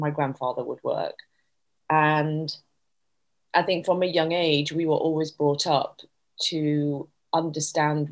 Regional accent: Leeds, Yorkshire and the Humber, United Kingdom; I was brought up in Leeds, in Yorkshire, to a family

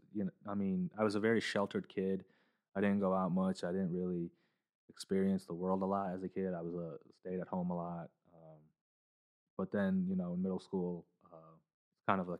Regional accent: Canton, Ohio, United States; also born or lived in Indiana; I grew up in Canton, Ohio. So like here, this is home for me, even though I was born in Indiana, but this is all I remember

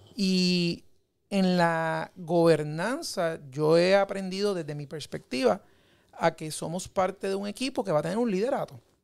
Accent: Puerto Rico; como puertorriqueños

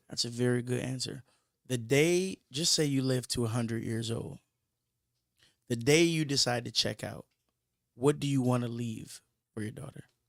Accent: Michigan, United States; that's where I'm from. I'm from Michigan

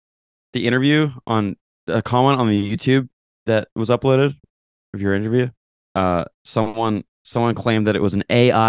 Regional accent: Canada; moved away as an adult; also born or lived in New York, United States

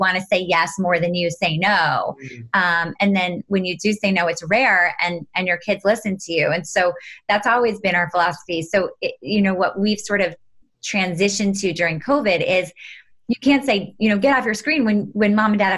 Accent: New York City, New York, United States; I grew up in New York City, right literally in Manhattan on the 26th floor of an apartment building.

